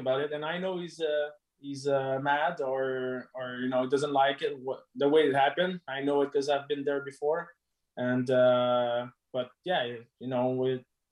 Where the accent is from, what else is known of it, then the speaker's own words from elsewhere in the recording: Canada; we're Canadian